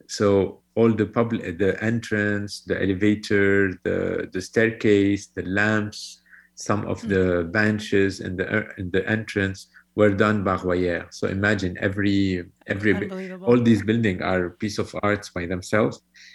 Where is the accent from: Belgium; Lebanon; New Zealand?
Lebanon; moved away as an adult; now in Paris, France; I'm Lebanese. I'm from Lebanon. I've been in Paris since I was born and raised in Lebanon. Then I studied in Paris. I came back to Lebanon mid-90s